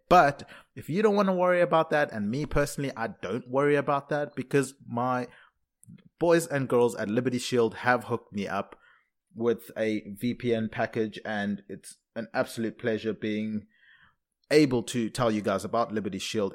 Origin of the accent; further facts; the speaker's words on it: South Africa; also born or lived in Zimbabwe; now in London, United Kingdom; being born in Zimbabwe, growing up in South Africa, living in London